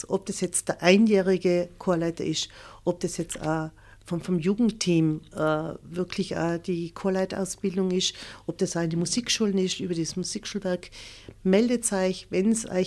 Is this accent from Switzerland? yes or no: no; Leisach, Tyrol, Austria; accent: East Tyrolean; now in Völs, Austria; Ich bin Nordtirolerin, ich bin Völserin, aber eigentlich meine Wurzeln, wie man es eigentlich von meinem Dialekt ja, ein bisschen kennt, ich bin Osttirolerin. Mhm. Ich bin aus Leisach, das ist ganz in der Nähe von Lienz.